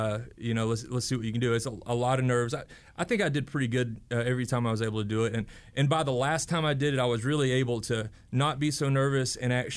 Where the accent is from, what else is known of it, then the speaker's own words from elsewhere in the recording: Jefferson, Georgia, United States; growing up in Jefferson, Georgia